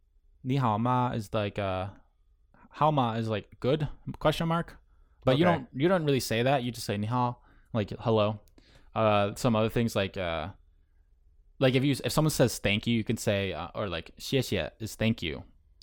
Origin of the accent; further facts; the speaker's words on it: North Carolina, United States; born there; also born or lived in Syracuse; now in Long Island, United States; I was born in California, North Carolina, where Lejeune is, and then up to Syracuse when he retired.